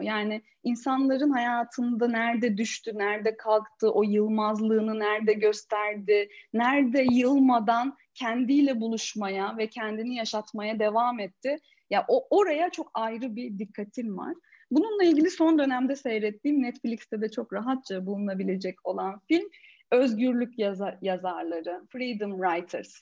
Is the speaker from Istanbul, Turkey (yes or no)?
no; Ordu, Turkey; moved away as an adult; ben Ordu'da doğdum, 18 yaşına kadar oradaydım.